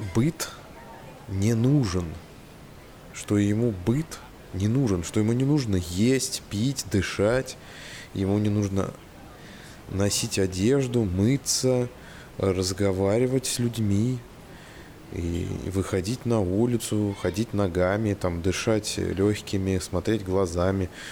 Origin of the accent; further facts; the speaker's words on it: Saratov, Saratov Oblast, Russia; Не покидает ощущение э, деревни в, в родном городе Саратове